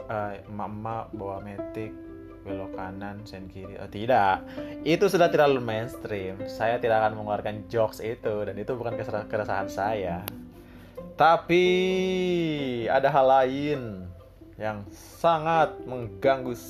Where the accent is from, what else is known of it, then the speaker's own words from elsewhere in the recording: Cipanas, West Java, Indonesia; now in Jakarta, Indonesia; Yes, gue dari Cipanas, Kabupaten Cianjur.